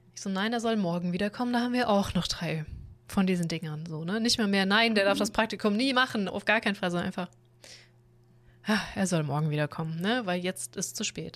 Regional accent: Southern Germany, Germany; wir im Süden generell sehr viel Industrie haben

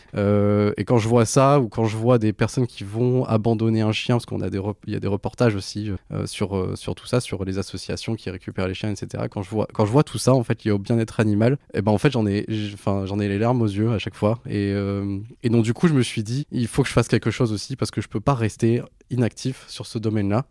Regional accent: Béthune, Hauts-de-France, France; now in Lille, France; j'ai grandi dans le Pas-de-Calais, à Béthune.

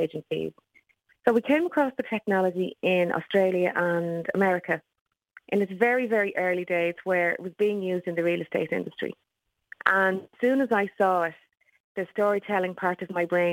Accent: Dublin, Leinster, Ireland; also born or lived in Sheffield; I am from Tallaght in Dublin

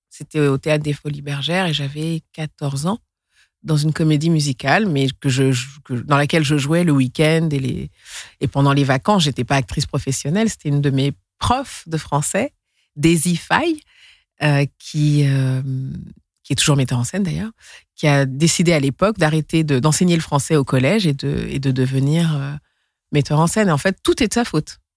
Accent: Senegal; also born or lived in Mali; Et je suis du Sénégal, mais aussi du Mali.

